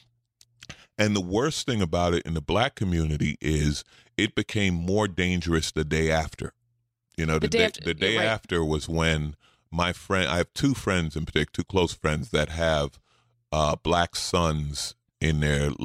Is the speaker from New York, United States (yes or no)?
yes; New York, United States; moved away; I'm a city guy. I grew up in New York. I moved here